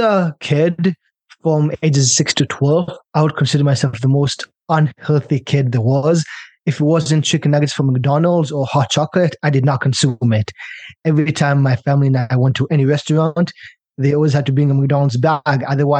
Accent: China; also born or lived in Israel / British Columbia, Canada; I'm from Israel originally, by the way, and I grew up in China, so all over the world.

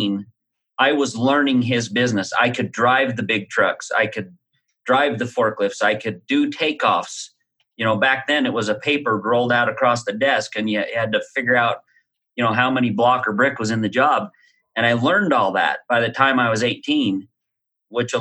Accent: Utah, United States; growing up around Utah, you get pitched all kinds of MLMs

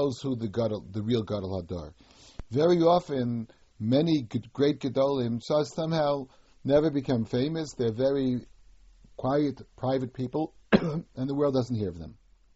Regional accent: United States; When I was a child growing up in America

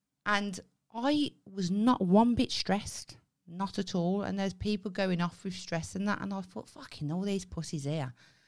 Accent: Birmingham, West Midlands, United Kingdom; now in Devon, United Kingdom; when I moved to Devon from Birmingham

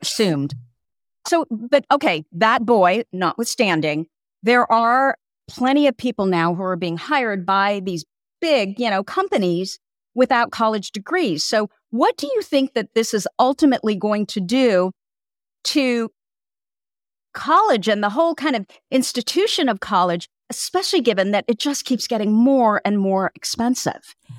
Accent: Burlingame, California, United States; also born or lived in Hillsborough, California / Petaluma, California; I grew up in Burlingame and Hillsboro, which isn't far from Palo Alto

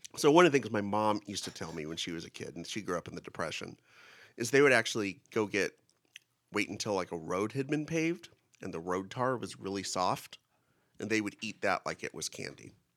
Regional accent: Kingsburg, California, United States; I grew up in Kingsburg, which is the raisin, has more raisin production than any town or city

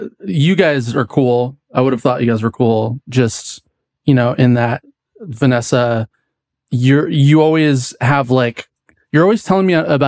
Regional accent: West Coast, United States; because I grew up on the West Coast, but I thought it was really funny

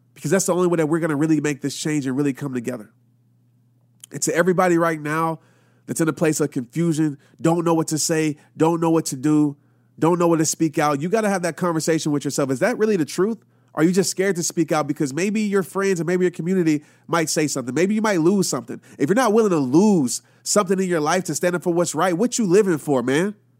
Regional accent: Louisiana, United States; also born or lived in Arkansas; growing up, I lived in a city in Louisiana. And my dad, we moved from Arkansas

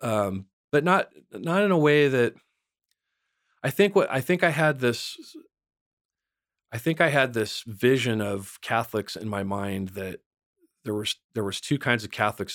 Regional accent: San Bernardino Mountains, California, United States; I grew up in the San Bernardino Mountains

